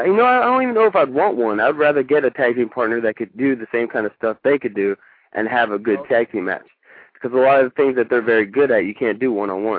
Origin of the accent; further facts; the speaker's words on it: Wilkes-Barre, Pennsylvania, United States; also born or lived in California; now in Virginia, United States; Originally, I was born in Wilkes-Barre, Pennsylvania.